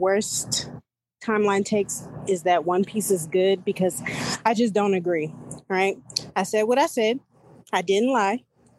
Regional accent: Houston, Texas, United States; I'm from Houston, H-Town.

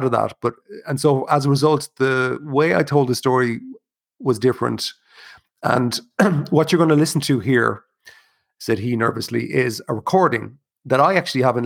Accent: Ireland; as an Irish person

